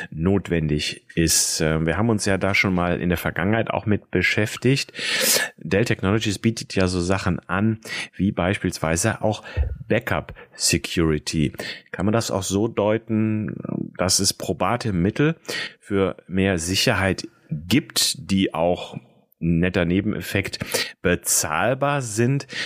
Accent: Rhineland, Germany; Ein alter Schlager hier aus dem Rheinland, wo ich herkomme.

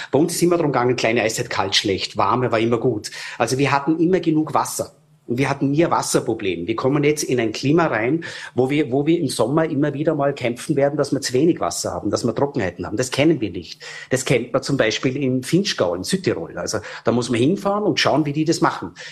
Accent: Frankfurt, Hesse, Germany; Früher, ich war in Vorarlberg ähm, bin ja aufgewachsen in Frankfurt, war jetzt auch zufälligerweise auf Urlaub gerade

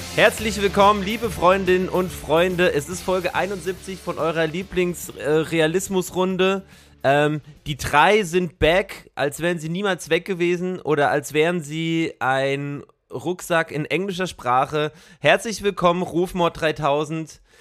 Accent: Stuttgart, Baden-Württemberg, Germany; moved away; Du warst in Stuttgart, in meiner alten Heimat

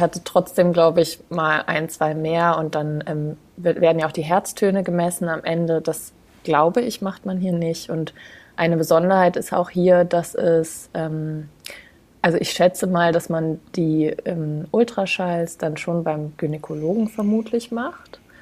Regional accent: Braunschweig, Lower Saxony, Germany; moved away as an adult; now in Denmark; Ich komme ursprünglich aus Braunschweig, also aus dem hm. Raum Hannover.

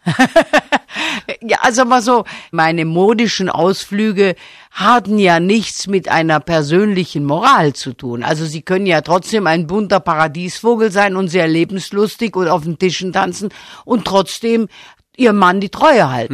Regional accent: Stuttgart, Baden-Württemberg, Germany; Ich bin ja auch in Stuttgart geboren

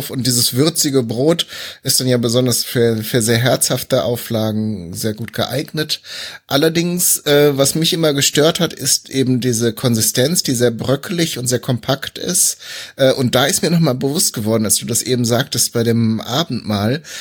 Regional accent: North Rhine-Westphalia, Germany; born there; Ich komme ja, ich bin ja eigentlich auch gebürtiger Westfale, von daher äh, ist das ist das auf jeden Fall schon mal äh, in Erscheinung getreten.

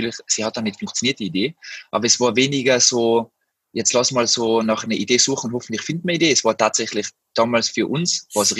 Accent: Tyrol, Austria; moved away as an adult; now in Berlin, Germany; ich komme aus dem Zillersaal, äh, bin damals in die Tourismusschule äh, gegangen, weil ich glaube, das kennen einige Tiroler, die da vielleicht zuhören. Und bin dann mit 19 Jahren nach Berlin

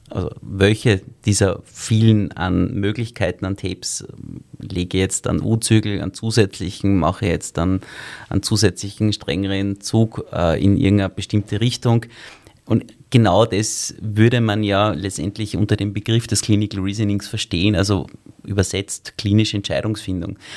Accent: Salzburg, Austria; moved away as an adult; also born or lived in Vienna; Ich bin ja eigentlich in Salzburg aufgewachsen

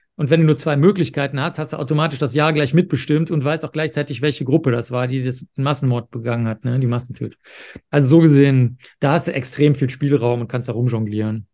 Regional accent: Cologne, North Rhine-Westphalia, Germany; ich bin ja aufgewachsen in Köln

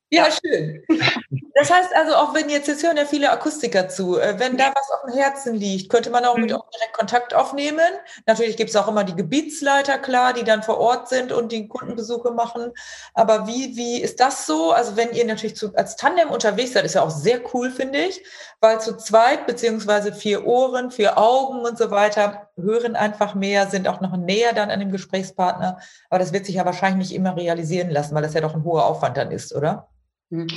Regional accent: Emsland, Lower Saxony, Germany; also born or lived in Münster; ich komme ja auch aus dem Münsterland, also genauer gesagt Emsland

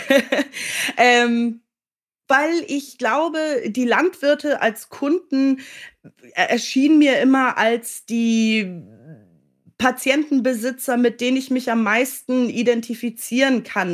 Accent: Hamburg, Germany; moved away as an adult; also born or lived in United Kingdom; ich komme ja gebürtig aus Hamburg

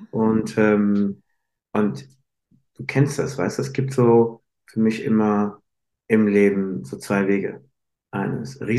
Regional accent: Frankfurt am Main, Hesse, Germany; wir sind hier in Frankfurt am Main, meiner Heimatstadt

